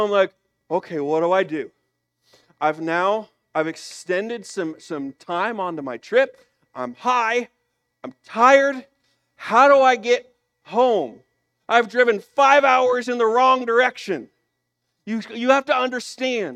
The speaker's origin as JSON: {"language": "English", "region": "Illinois", "country": "United States", "said": "I'm from Illinois"}